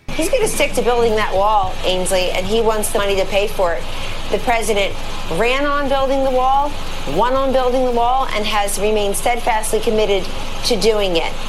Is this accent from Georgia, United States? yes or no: no; Kingston, New York, United States; moved away as an adult; also born or lived in Staten Island, New York; now in North Carolina, United States; born in Staten Island, raised in Kingston, New York